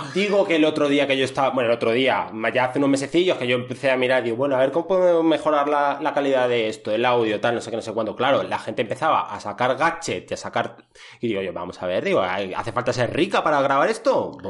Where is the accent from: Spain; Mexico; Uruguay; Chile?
Spain; Madrid, Community of Madrid; soy de Madrid